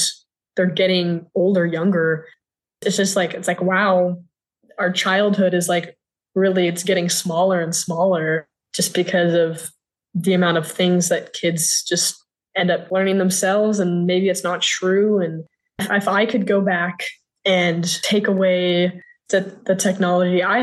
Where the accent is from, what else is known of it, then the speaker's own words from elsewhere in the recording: Austin, Texas, United States; I am from Austin, Texas, still live here.